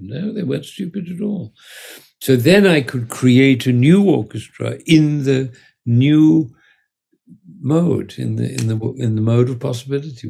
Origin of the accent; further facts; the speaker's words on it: England, United Kingdom; I was born in England in 1939